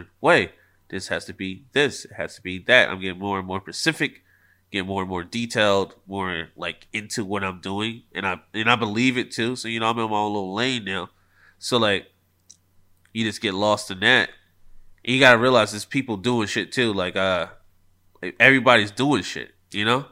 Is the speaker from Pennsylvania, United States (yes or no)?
yes; Philadelphia, Pennsylvania, United States; I am from Philly